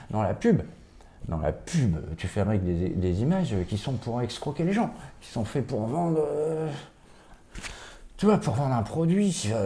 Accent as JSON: {"language": "French", "country": "Switzerland", "said": "Ouais, je viens de Suisse"}